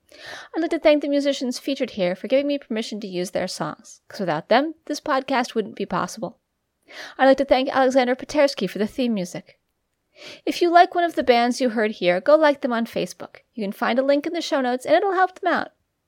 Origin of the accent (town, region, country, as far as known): Albacete, Castilla-La Mancha, Spain; born there; English is a second language